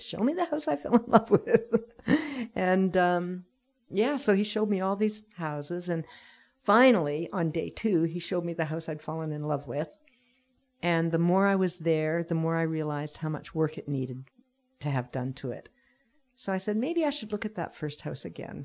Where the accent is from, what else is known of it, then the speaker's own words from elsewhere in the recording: Sackville, New Brunswick, Canada; also born or lived in Vancouver; now in Pender Island, Canada; I'm originally from New Brunswick, and I lived in Vancouver for about forty years with a few breaks